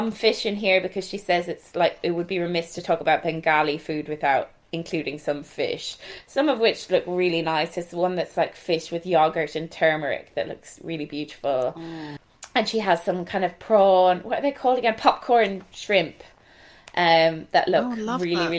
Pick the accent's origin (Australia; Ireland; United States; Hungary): Ireland; Galway, Connacht; accent: Galway; my Galway accent.